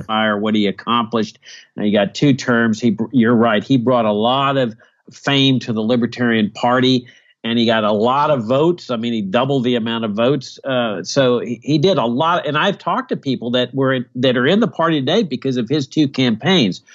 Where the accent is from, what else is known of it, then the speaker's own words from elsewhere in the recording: Virginia, United States; my home state of Virginia